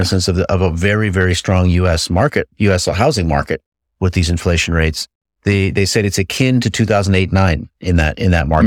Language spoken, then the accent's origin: English; United States; now in Europe; I'm an American in Europe.